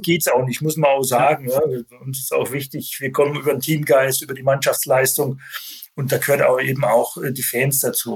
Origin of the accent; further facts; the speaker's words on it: Landshut, Bavaria, Germany; moved away; also born or lived in Saarbrücken / Leverkusen / Düsseldorf / Gelsenkirchen; geboren in Landshut, das liegt in Bayern